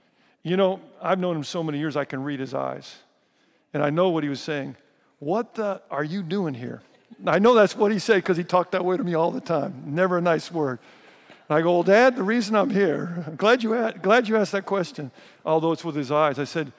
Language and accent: English; Riverside, California, United States; born there; I was born in Riverside.